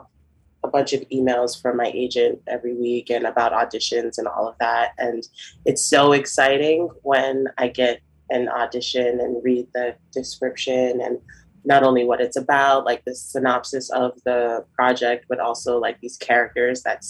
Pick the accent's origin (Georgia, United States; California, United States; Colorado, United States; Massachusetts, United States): Massachusetts, United States; Boston; now in New York City, United States; I'm from Boston, but I currently live in New York City